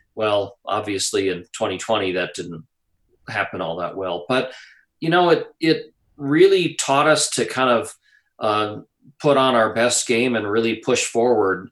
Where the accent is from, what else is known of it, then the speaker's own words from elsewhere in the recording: Wisconsin, United States; growing up in Wisconsin, which is you know, it's a great place to grow up